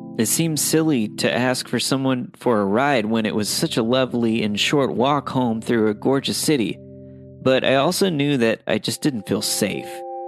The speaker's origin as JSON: {"language": "English", "town": "New York City", "region": "New York", "country": "United States", "tie": "born or raised there", "said": "Now, I grew up in New York City and live there to this day, and I'm not overly afraid of walking around in some of my city's more infamous areas at night"}